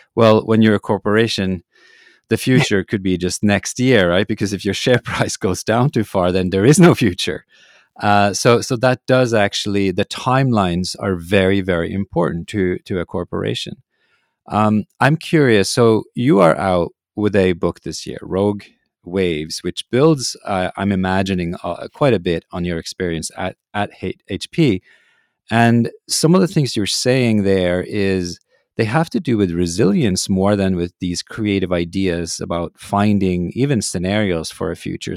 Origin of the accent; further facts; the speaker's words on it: Norway; growing up in Norway, the heroes, of course, were polar explorers.